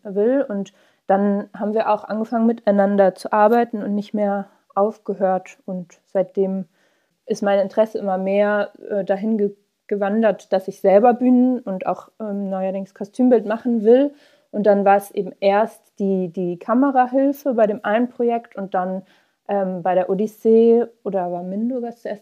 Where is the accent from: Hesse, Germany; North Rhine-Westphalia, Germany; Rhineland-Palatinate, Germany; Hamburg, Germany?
Hamburg, Germany; wir sind äh, alle in Hamburg aufgewachsen